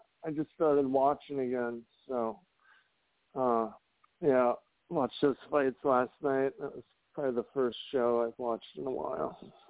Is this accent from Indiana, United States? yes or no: yes; Hammond, Indiana, United States; the Hammond Civic Center, like my hometown.